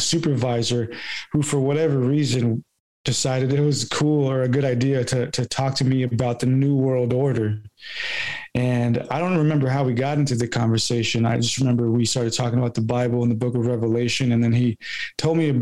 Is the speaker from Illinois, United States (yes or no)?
no; California, United States; moved away; as an American person here in California, or when I was living in California